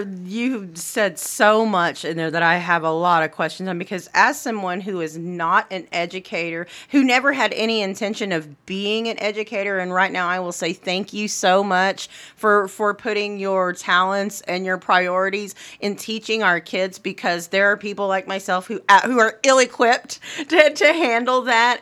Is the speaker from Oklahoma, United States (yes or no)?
yes; Anadarko, Oklahoma, United States; In my hometown of Anadarko